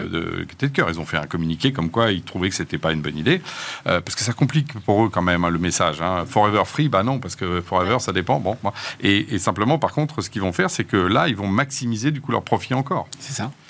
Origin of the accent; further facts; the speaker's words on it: France; en tant que Français